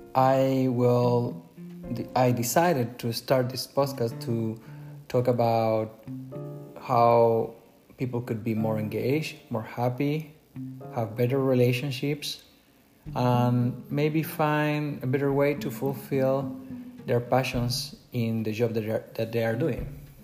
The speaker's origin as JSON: {"language": "English", "country": "Chile", "second_language": "English", "moved": "as an adult", "lives_now": "United States", "said": "originally, I'm not from the US, I'm from Chile, South America. You can tell by my accent."}